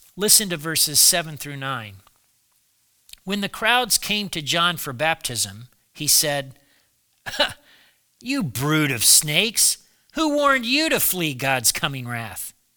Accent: United States; I'm an American, I've been an American all my life.

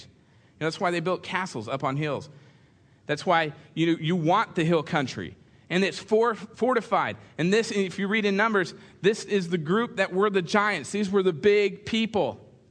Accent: California, United States; moved away; I grew up in the same church out in California

